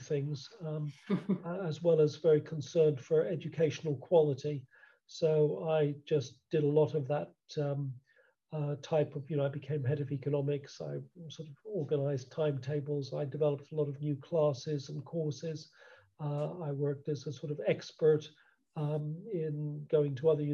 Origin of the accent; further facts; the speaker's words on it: United States; also born or lived in Cambridge, England / Worcester, England; now in United Kingdom; as you can probably tell from my accent, I started life in the United States